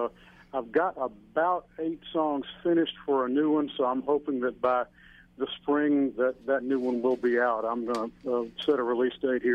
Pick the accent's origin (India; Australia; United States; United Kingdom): United States; Pascagoula, Mississippi; And I grew up in Pascagoula, Mississippi, on the Upper Gulf Coast.